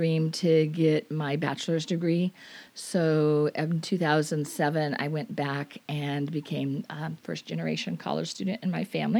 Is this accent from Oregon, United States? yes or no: yes; Portland, Oregon, United States; moved away as an adult; also born or lived in Southern California / Washington State; now in Washington, United States; Well, the first part of my life, I was born in Southern California. Okay. And then shortly after that, we moved to the Portland, Oregon area. So I was there through my high school years. And then ever since attending college, I've been in Washington State.